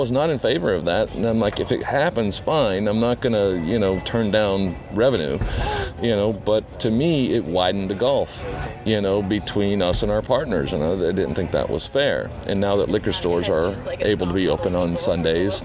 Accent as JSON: {"language": "English", "region": "Georgia", "country": "United States", "tie": "born or raised there", "also_born_or_lived": "Tomahawk, Wisconsin", "moved": "yes", "lives_now": "Minnesota, United States", "said": "Lived there till I was 6 years old, until my dad took a transfer down to Georgia"}